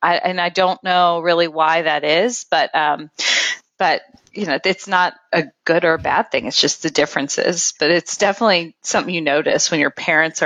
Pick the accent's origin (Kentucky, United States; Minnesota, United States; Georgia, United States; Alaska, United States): Kentucky, United States; also born or lived in Cincinnati, Ohio; I was born in Cincinnati, Ohio, so really close to here, but moved down here in 95 because of my dad's job. And so I was here from elementary school on. So, I mean, I really and truly feel like I embody everything of a Kentuckian and have embraced Kentucky as home.